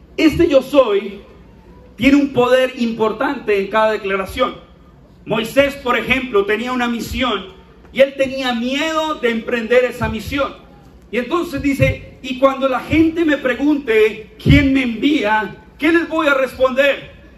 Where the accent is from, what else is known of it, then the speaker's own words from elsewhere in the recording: Bucaramanga, Santander, Colombia; así hablamos acá, niña. Es nuestra identidad